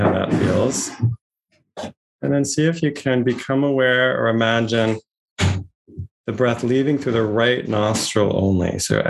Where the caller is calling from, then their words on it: Santa Barbara, California, United States; I'm joining you from Chumash land, colonized as Santa Barbara, California today.